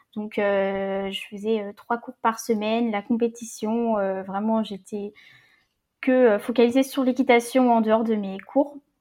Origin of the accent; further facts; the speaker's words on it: Rennes, Brittany, France; also born or lived in south of Ille-et-Vilaine; je suis de Rennes